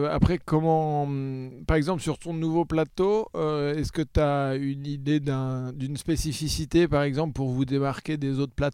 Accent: Le Mans, Pays de la Loire, France; Moi, je suis du Mans. Du Mans

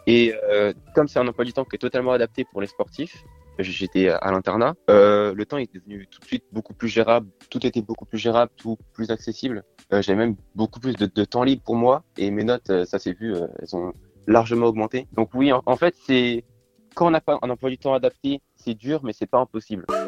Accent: Nantes, Pays de la Loire, France; also born or lived in Brest; Je suis né à Brest et euh, je suis venu à Nantes

